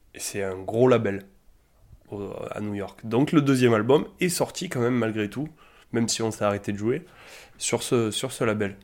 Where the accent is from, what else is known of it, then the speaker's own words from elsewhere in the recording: Alès, Occitania, France; on, on vient tous d'Alès